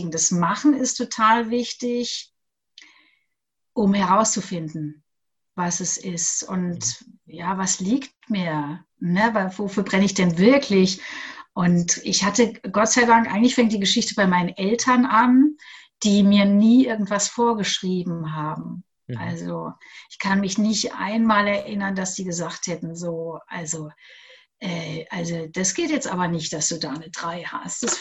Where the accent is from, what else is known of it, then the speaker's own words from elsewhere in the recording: Augsburg, Bavaria, Germany; ich komme aus Augsburg, saß ich neben einem Radiomoderator dort des Lokalradios.